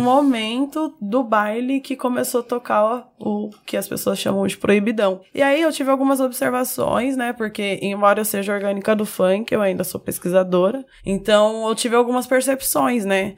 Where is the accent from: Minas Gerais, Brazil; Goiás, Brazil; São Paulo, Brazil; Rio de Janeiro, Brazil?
São Paulo, Brazil; eu sou de São Paulo e tive esse meu lugar como fanqueira